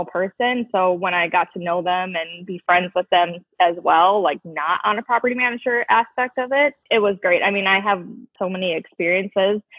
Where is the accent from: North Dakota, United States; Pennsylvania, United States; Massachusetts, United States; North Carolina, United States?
North Dakota, United States; Fargo; also born or lived in Minneapolis; Yes, I was born and raised in Fargo. I went to West Fargo High School.